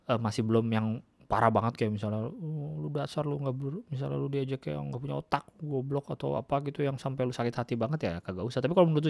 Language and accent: Indonesian; Yogyakarta, Special Region of Yogyakarta, Indonesia; moved away; Oh iya, BTW saya merantau dari Jogja sejak 2016.